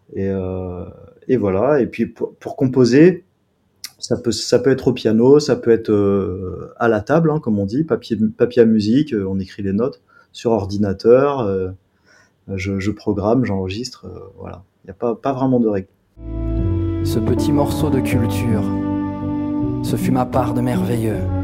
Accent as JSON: {"language": "French", "town": "Grenoble", "region": "Auvergne-Rhône-Alpes", "country": "France", "said": "je viens de Grenoble."}